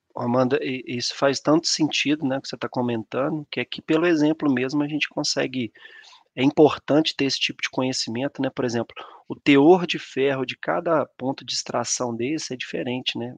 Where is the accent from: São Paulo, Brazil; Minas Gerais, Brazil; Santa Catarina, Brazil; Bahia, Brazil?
Minas Gerais, Brazil; São João del-Rei; moved away as an adult; also born or lived in Conselheiro Lafaiete; eu sou natural de São João del Rei, né? A cidade aqui do interior de Minas Gerais